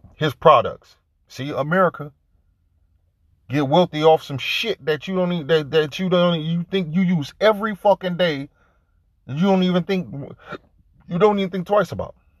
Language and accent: English; Detroit, Michigan, United States; I grew up in Detroit